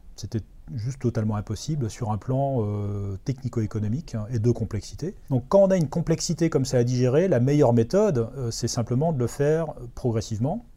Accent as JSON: {"language": "French", "region": "Brittany", "country": "France", "said": "en tant que Breton"}